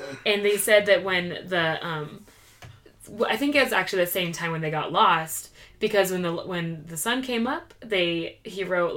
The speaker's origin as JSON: {"language": "English", "region": "Eastern Montana", "country": "United States", "tie": "born or raised there", "said": "I grew up in Eastern Montana"}